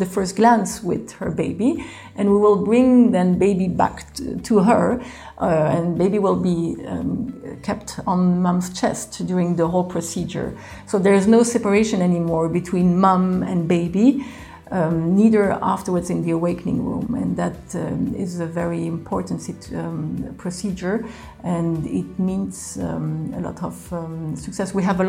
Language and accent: English; Rome, Lazio, Italy; also born or lived in Geneva, Switzerland / Belgium; I'm Belgian. I grew up in Rome and in Geneva.